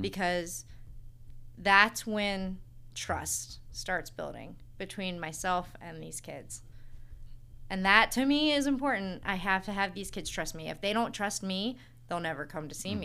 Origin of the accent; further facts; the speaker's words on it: Hartville, Ohio, United States; moved away as an adult; now in Tallmadge, United States; I grew up in Hartville. I went to Lake High School